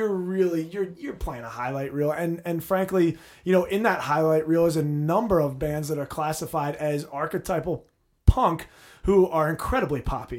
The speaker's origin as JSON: {"language": "English", "town": "New Brunswick", "region": "New Jersey", "country": "United States", "tie": "born or raised there", "said": "I was born in New Brunswick. I have a very strong Jersey connect."}